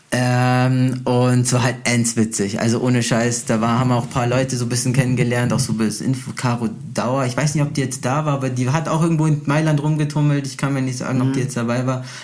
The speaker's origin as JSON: {"language": "German", "country": "Brazil", "said": "Ich als Brasilianer, weißt du, man connectet sich halt auch gleich, man spricht oft die gleiche, man spricht die gleiche Sprache."}